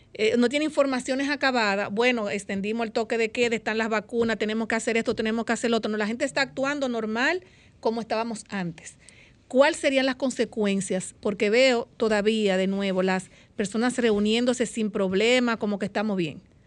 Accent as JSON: {"language": "Spanish", "country": "Dominican Republic", "said": "vivo en mi país"}